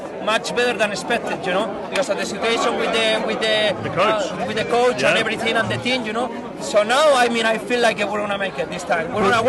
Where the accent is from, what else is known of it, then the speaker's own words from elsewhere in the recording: La Rioja, Spain; English is a second language; I'm from north of Spain. I'm from Rioja. Rioja is the wine region, you know?